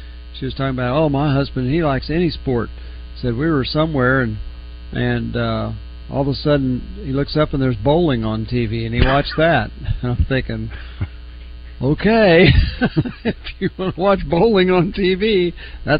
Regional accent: Oklahoma City, Oklahoma, United States; now in Northwest Arkansas, United States; I grew up in Oklahoma City

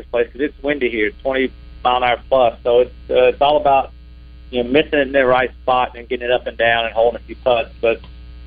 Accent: the South, United States; we're from the South, and this is like home for us.

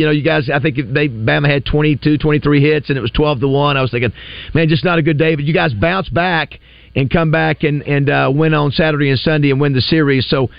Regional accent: Florida, United States; now in Arkansas, United States; I'm not from here either, Brady. I'm from Florida

